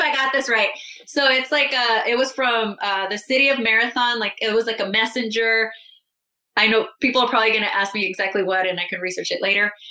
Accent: Calexico, California, United States; I moved in with my mom in my hometown, Calexico, in the Imperial Valley. It's a border town to Mexico, Mexicali.

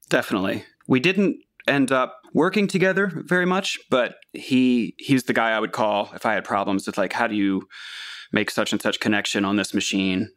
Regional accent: Catonsville, Maryland, United States; Catonsville, Maryland, which is just about six miles outside Baltimore

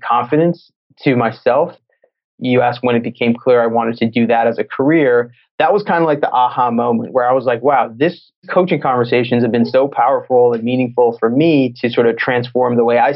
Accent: Massachusetts, United States; moved away as an adult; also born or lived in Los Angeles; I'm from Massachusetts.

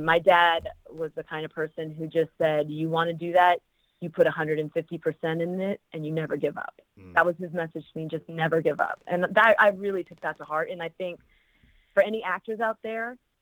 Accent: Oakland, California, United States; also born or lived in Los Angeles, California; I grew up in Oakland, California, so the Bay Area, and then came to L.A. and went to UCLA right after high school

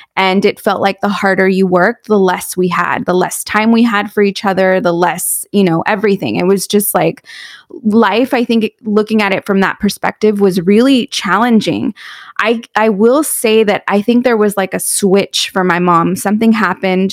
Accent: San Juan Capistrano, California, United States; also born or lived in San Clemente, California; I was born in San Clemente, California. I grew up in San Juan Capistrano

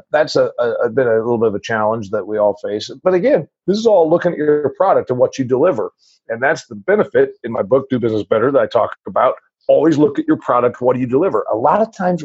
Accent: Huntington, Indiana, United States; I'm a farm boy from a dairy farm in northern Indiana.

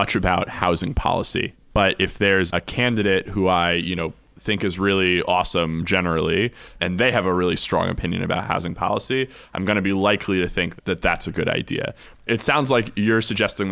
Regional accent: United States; we as American Jews

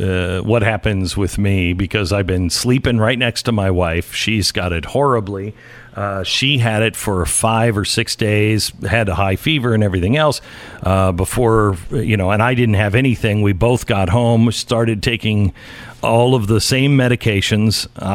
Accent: Washington, United States; because I grew up in Washington State, and Seattle's always been crazy

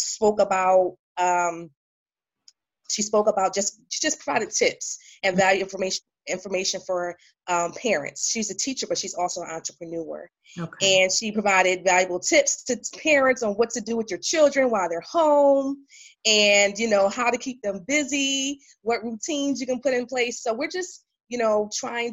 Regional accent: Philadelphia, Pennsylvania, United States; now in Raleigh, United States; I'm originally from Philadelphia, but now I'm in Raleigh, North Carolina

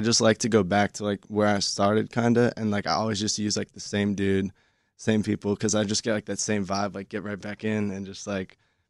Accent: Fairfax, Virginia, United States; Fairfax, Virginia, right? Located right outside of D.C.

